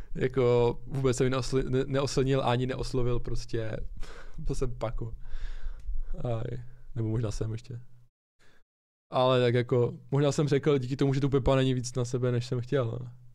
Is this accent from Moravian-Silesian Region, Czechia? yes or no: yes; Ostrava, Moravian-Silesian Region, Czechia; my jsme z Ostravy oba dva